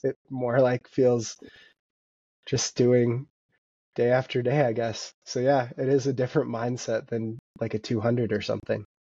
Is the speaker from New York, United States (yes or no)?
no; Vancouver, Washington, United States; now in Bozeman, United States; I grew up in Vancouver, Washington, and now live in Bozeman, Montana.